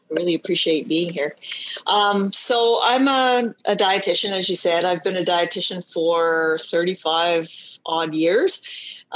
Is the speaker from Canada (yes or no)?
yes; Canada; also born or lived in Ontario; practiced as a dietitian for um, all of my career um, in Ontario. I'm Canadian.